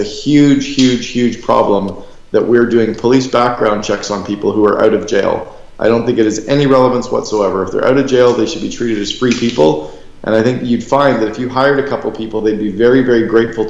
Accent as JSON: {"language": "English", "country": "Canada", "moved": "yes", "lives_now": "Scottsdale, United States", "said": "I'm a Canadian"}